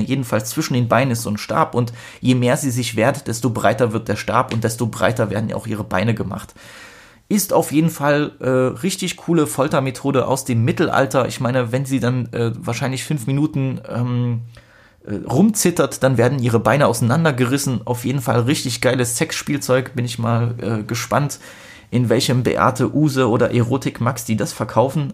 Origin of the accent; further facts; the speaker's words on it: Poland; als Pole